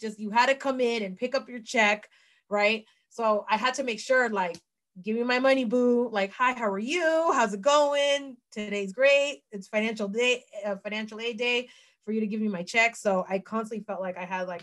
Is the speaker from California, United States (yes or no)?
yes; San Francisco, California, United States; my hometown of San Francisco